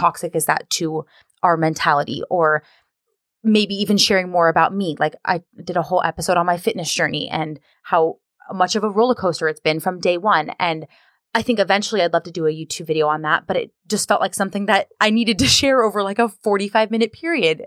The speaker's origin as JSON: {"language": "English", "region": "Southern California", "country": "United States", "tie": "born or raised there", "also_born_or_lived": "Washington / Seattle area", "moved": "as an adult", "lives_now": "Seattle, United States", "said": "I'm originally from Southern California. I was born and raised there"}